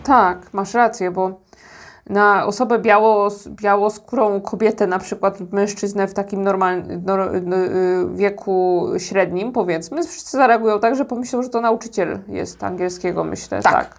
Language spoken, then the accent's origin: Polish; Poland; now in South Korea; jestem z Polski